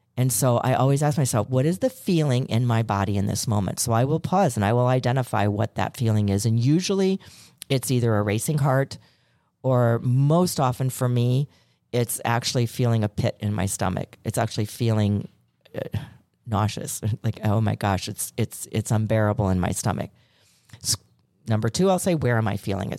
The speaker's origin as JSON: {"language": "English", "town": "Chicago", "region": "Illinois", "country": "United States", "said": "I'm from Chicago"}